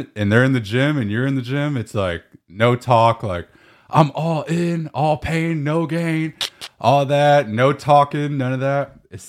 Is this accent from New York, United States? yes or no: no; California, United States; So I'm soft Californian, man.